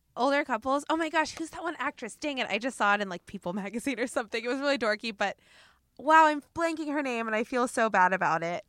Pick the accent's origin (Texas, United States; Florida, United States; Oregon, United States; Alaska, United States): Oregon, United States; now in Los Angeles, United States; the way I grew up in Oregon, where every city is a very tight community